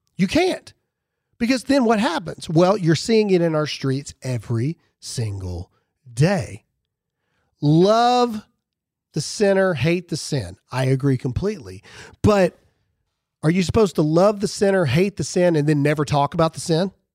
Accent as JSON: {"language": "English", "region": "Mississippi", "country": "United States", "said": "I'm from Mississippi"}